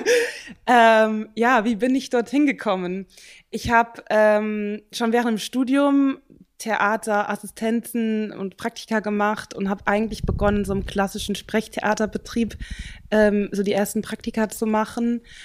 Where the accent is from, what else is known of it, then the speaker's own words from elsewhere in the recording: Central Germany, Germany; moved away as an adult; also born or lived in Vienna, Austria; now in Bern, Switzerland; ich komme aus Mitteldeutschland